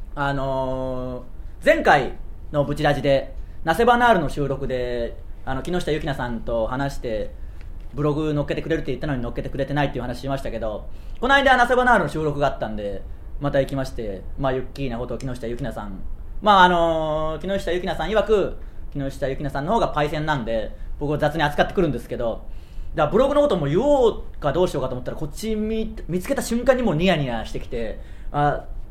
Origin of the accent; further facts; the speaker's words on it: Tsuyama, Okayama, Japan; 僕らの地元である岡山県津山市